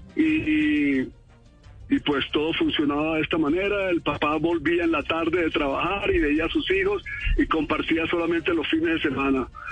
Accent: Santa Marta, Magdalena, Colombia; yo fui criado en Santa Marta

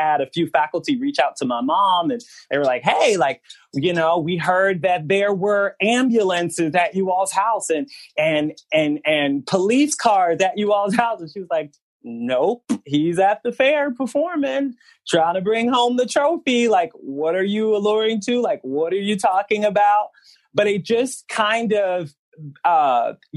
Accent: Memphis, Tennessee, United States; also born or lived in Indiana; I was a light-skinned black boy raised in Memphis, Tennessee, raised away 10 hours away from my family because I was born in Indiana

